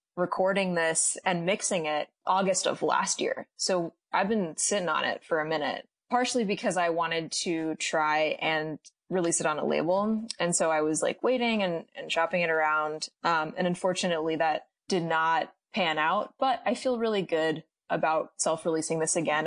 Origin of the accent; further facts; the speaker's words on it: Midwest, United States; being Latinx and growing up in the Midwest